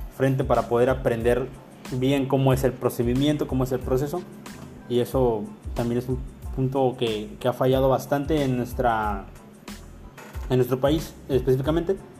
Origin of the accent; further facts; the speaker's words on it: Mexico; como, como mexicano